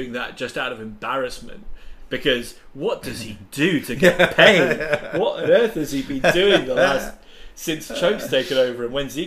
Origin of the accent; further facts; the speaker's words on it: England, United Kingdom; now in Thailand; as English football fans